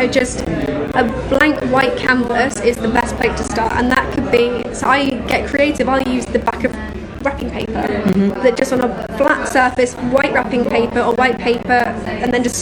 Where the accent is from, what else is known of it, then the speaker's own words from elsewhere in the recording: Nottingham, East Midlands, United Kingdom; Nottingham girl.